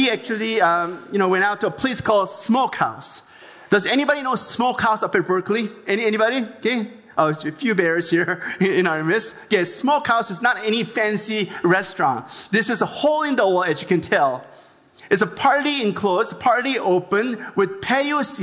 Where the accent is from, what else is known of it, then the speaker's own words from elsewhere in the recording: South Korea; now in Los Angeles, United States; I was born in Korea